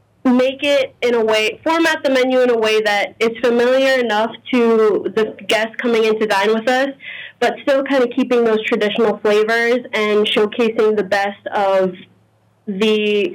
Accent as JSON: {"language": "English", "town": "New Orleans", "region": "Louisiana", "country": "United States", "tie": "born or raised there", "also_born_or_lived": "Maryland", "said": "I was born in Maryland, raised in the New Orleans area from the age of one. So I've pretty much lived here my whole life, grown up with the culture, but both of my parents are Honduran."}